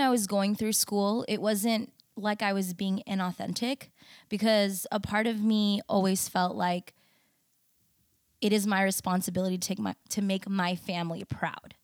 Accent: United States; I was born in the States, I'm also proudly Indonesian

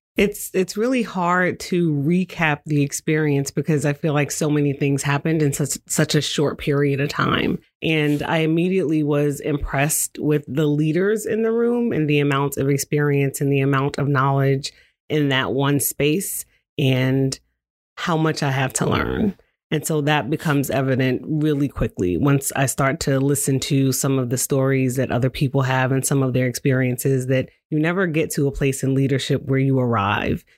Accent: New York, United States; moved away as an adult; also born or lived in Washington, D.C.; now in Salem, United States; I'm originally from New York.

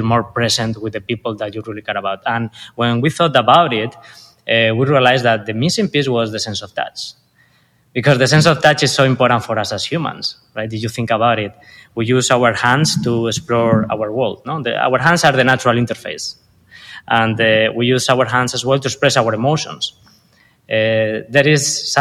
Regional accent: Spain; accent: Spanish; English is a second language; moved away as an adult; now in Los Angeles, United States; I was born and raised in Spain, as you can tell by now by my accent.

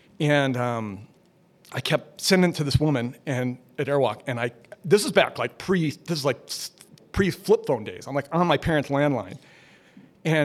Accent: Minneapolis, Minnesota, United States; I'm from Minneapolis originally.

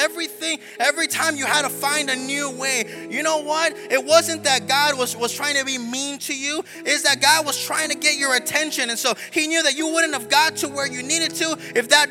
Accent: South Texas, United States; also born or lived in Seguin, Texas / Gainesville, Florida; now in Orlando, United States; I'm originally from South Texas. I was born on the border, like with Mexico, like border, like throw a rock into Mexico.

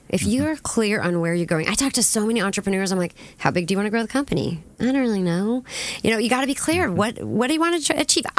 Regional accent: Lakewood, California, United States; now in Orange County, United States; I grew up in Lakewood, California, Southern

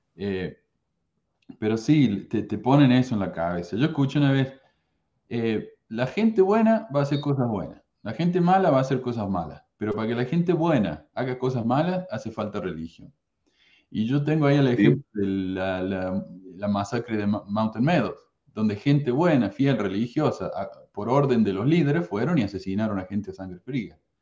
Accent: Córdoba, Argentina; yo soy de Córdoba, Argentina

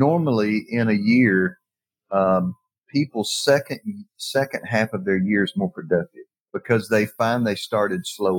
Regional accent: Decatur, Alabama, United States; Point Mallard is in Decatur, Alabama. Yes. That is my hometown.

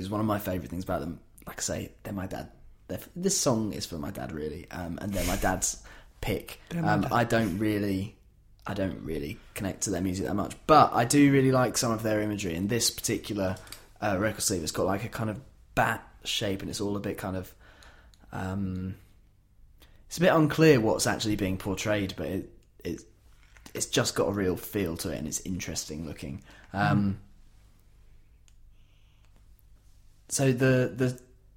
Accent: Yorkshire and the Humber, United Kingdom; As a Yorkshireman

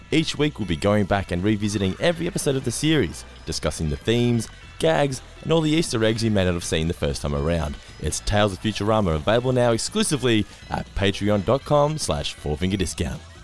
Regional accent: Geelong, Victoria, Australia; I grew up in North Lane

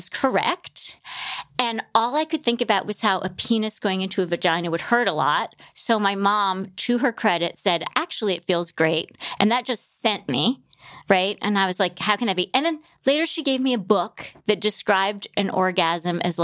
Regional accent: Grand Rapids, Michigan, United States; I grew up in Grand Rapids, Michigan, which is a very small, conservative town.

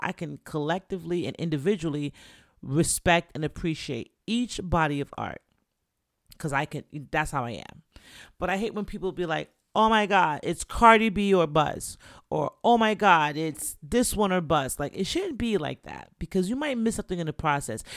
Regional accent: Jamaica; I'm Jamaican

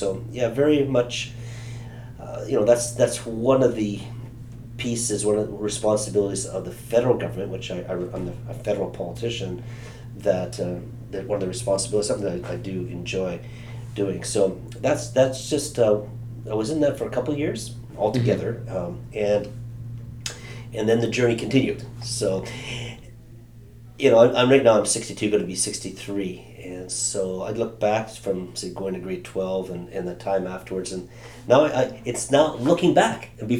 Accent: Canada; also born or lived in Germany; Now, I was raised up in a Canadian military home, so I was born in Germany. My dad was in the Air Force. I lived across Canada

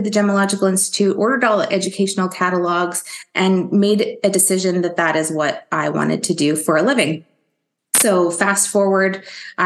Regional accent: Ontario, Canada; I grew up in Ontario, Canada, and that is where I currently live now.

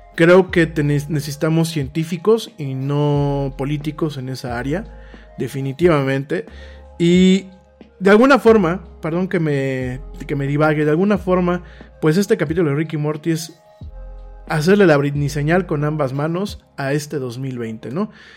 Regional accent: Mexico; a ti como mexicano

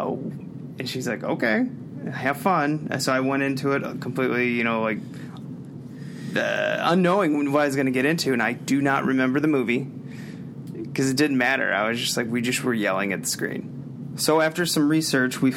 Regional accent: Pacific, Missouri, United States; moved away; my hometown, Pacific, Missouri

